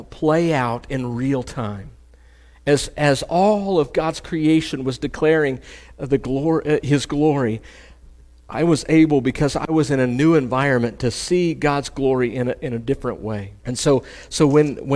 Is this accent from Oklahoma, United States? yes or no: yes; Oklahoma, United States; I'm from Oklahoma. I'm just a country boy, right? My version of water is Lake Hudson or Fort Gibson